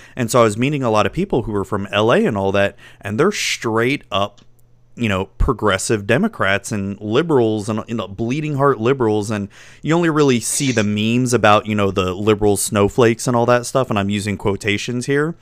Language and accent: English; Florida, United States; I was born and raised in Florida